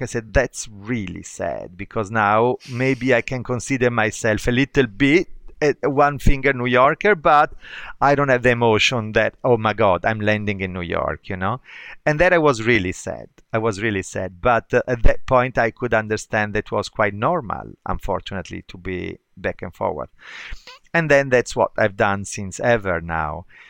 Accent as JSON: {"language": "English", "town": "Bergamo", "region": "Lombardy", "country": "Italy", "lives_now": "Milan, Italy", "said": "I'm from Bergamo, and Bergamo is a small town, like forty miles north of, forty kilometers, actually thirty miles north of Milan."}